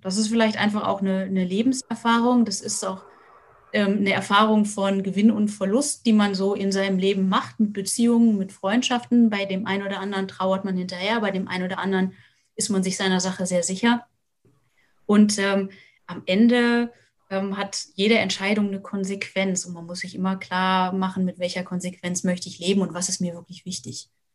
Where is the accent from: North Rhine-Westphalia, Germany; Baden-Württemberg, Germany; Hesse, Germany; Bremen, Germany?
Hesse, Germany; now in Lüneburg Heath, Germany; ich komme komm aus Hessen, vor der, ähm, vor der HR3-Hitparade gesessen